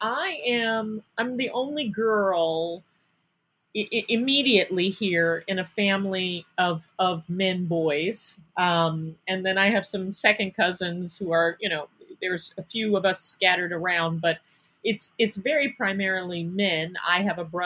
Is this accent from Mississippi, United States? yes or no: no; Cleveland, Ohio, United States; moved away as an adult; also born or lived in New York City; I grew up in Cleveland